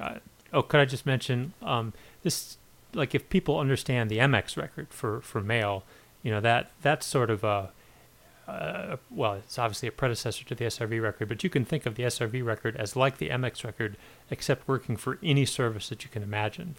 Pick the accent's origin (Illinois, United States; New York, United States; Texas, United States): Illinois, United States; northern; moved away; my hometown in northern Illinois